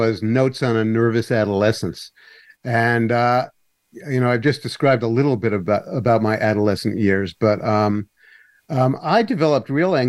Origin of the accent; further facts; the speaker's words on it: New York City, New York, United States; also born or lived in Long Island, New York; growing up in Manhattan was very peculiar.